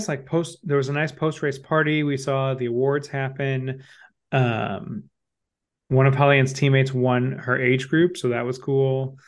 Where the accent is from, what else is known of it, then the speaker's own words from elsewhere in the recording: Midwest, United States; being a Midwesterner